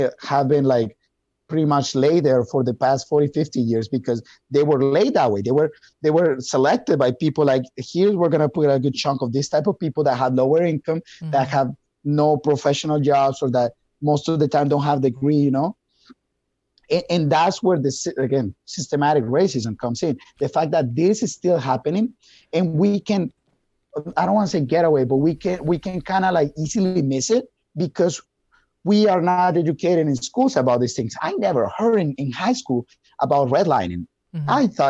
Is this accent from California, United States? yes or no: no; Wisconsin, United States; But if you look at Milwaukee, like for example, we're from Wisconsin.